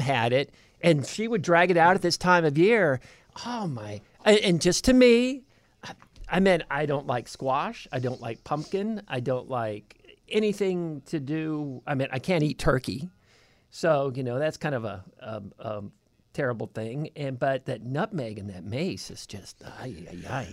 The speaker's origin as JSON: {"language": "English", "region": "California", "country": "United States", "moved": "yes", "said": "I'm from California"}